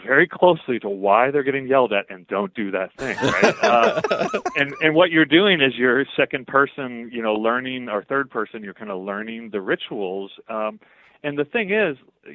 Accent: Oklahoma, United States; growing up in Oklahoma in the 1970s and 80s with mixed race family

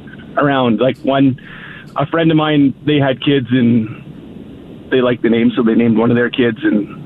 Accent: Saskatchewan, Canada; I'm from Saskatchewan.

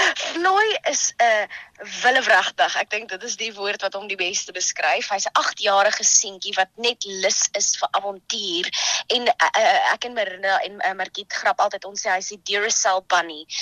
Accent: Johannesburg, Gauteng, South Africa; moved away as an adult; also born or lived in Krugersdorp; now in Stellenbosch, South Africa; Ek kom eintlik van Johannesburg af. Ehm um, daar groot geword, uh, daar eh, skool gegaan in Kreeusdorp

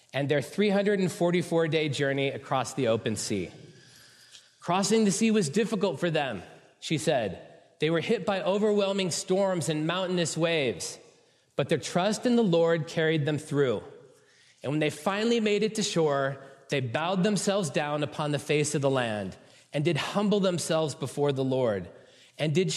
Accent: San Francisco Bay Area, California, United States; born or raised there

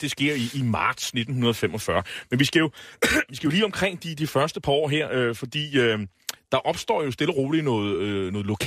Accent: Nexø, Capital Region of Denmark, Denmark; jeg er jo fra Næksø, og man er jo lidt lokalpatriot.

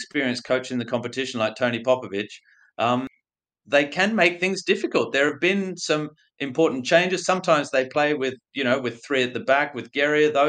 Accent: Australia; moved away as an adult; also born or lived in Europe; I'm Australian, even though I've spent most of my adult life overseas

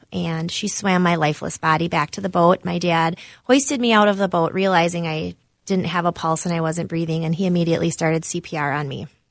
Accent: Cambridge, Wisconsin, United States; moved away as an adult; now in Minnesota, United States; I'm from Cambridge, Wisconsin. It's a small town near Madison.

